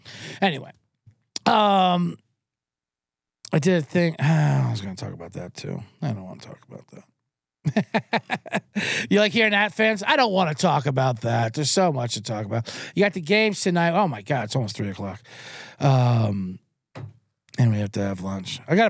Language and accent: English; Ireland; But as an Irishman, you have to defend them a little bit.